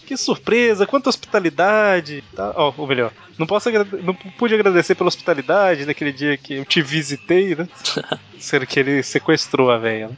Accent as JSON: {"language": "Portuguese", "region": "Minas Gerais", "country": "Brazil", "accent": "mineirês", "said": "Existem pessoas que falam mais mineirês que eu, mas eu falo mineirês"}